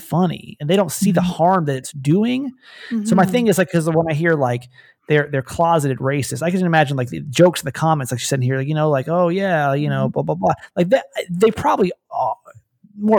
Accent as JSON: {"language": "English", "region": "Georgia", "country": "United States", "tie": "born or raised there", "moved": "as an adult", "lives_now": "California, United States", "said": "I was born and raised in Georgia"}